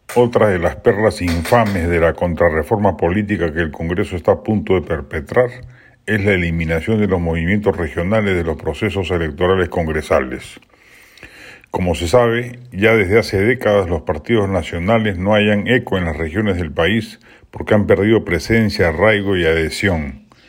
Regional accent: Lima, Peru; A los limeños en el resto del Perú nos miran

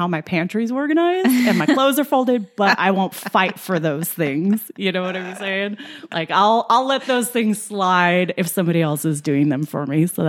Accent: El Paso, Texas, United States; Yes, I'm from El Paso. We grew up in a home. We stayed in that home all through my growing up years. I didn't leave till I was 18.

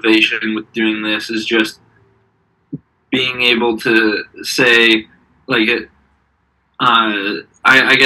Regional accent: Boulder, Colorado, United States; now in New York City, United States; I am from Boulder, Colorado. Same with Jeff, and currently living in New York City

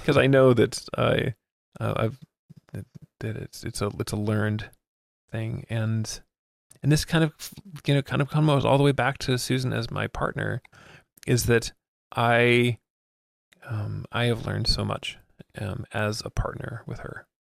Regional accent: Miami, Florida, United States; first language English; I grew up in Miami

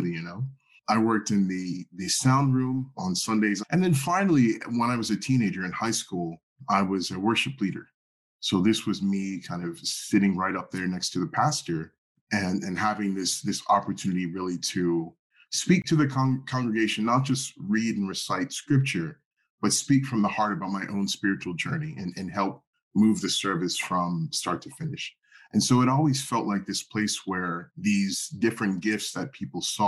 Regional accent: Philadelphia, Pennsylvania, United States; moved away; I grew up in Philadelphia.

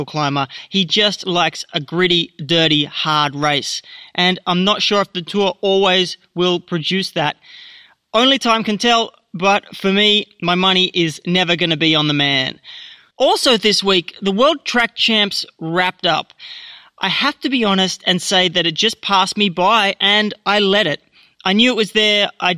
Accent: Australia

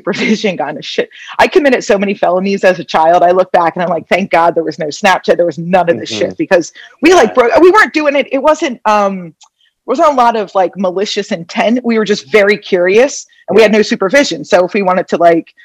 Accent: Phillipsburg, New Jersey, United States; moved away as an adult; also born or lived in Philadelphia; now in Las Vegas, United States; we have a couple generations in my hometown, a place called Phillipsburg

